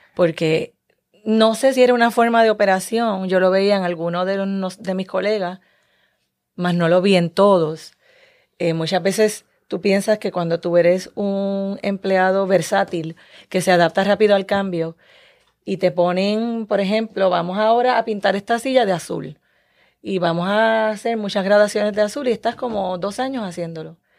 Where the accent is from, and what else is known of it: Puerto Rico